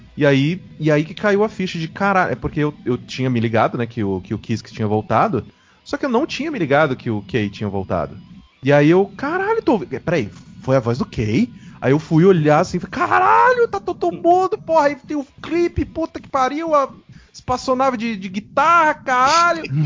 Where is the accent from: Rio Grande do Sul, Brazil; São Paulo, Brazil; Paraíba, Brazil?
São Paulo, Brazil; Mococa; eu sou de Mococa